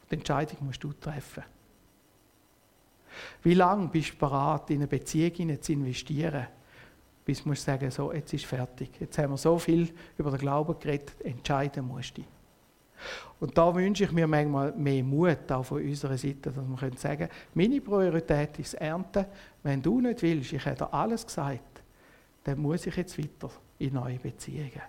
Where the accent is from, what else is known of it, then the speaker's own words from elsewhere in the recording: Switzerland; Und als Schweizer bist du ja immer alles ein bisschen, oder? Ein bisschen neutral.